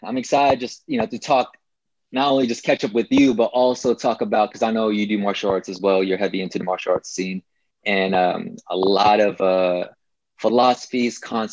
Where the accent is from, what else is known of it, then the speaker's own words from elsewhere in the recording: Seattle, Washington, United States; also born or lived in Ormoc City, Philippines; now in Renton, United States; I grew up in Berrien. West Seattle, Berrien